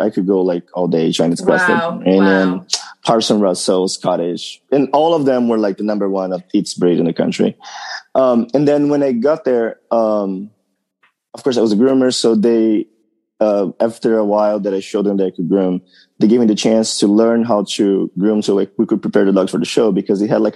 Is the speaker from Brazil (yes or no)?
yes; São Paulo, Brazil; English is a second language; moved away as an adult; now in United States; I grew up in São Paulo, Brazil, on the far east side